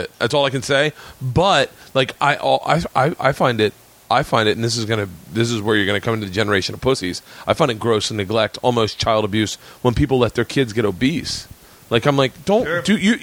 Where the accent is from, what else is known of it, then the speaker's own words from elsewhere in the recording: the South, United States; I grew up in the South, and switches were very common where I grew up